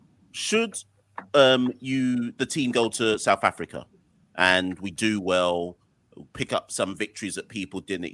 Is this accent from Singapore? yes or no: no; Jamaica; I'm Jamaican.